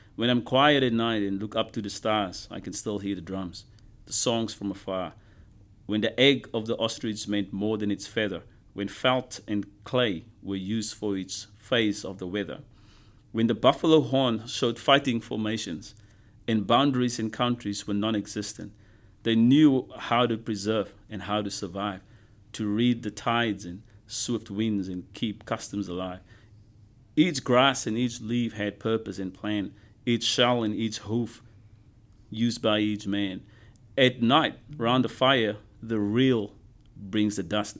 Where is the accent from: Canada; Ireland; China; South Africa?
South Africa; moved away as an adult; also born or lived in United States; now in Brisbane, Australia; growing up in South Africa with all the stuff that happened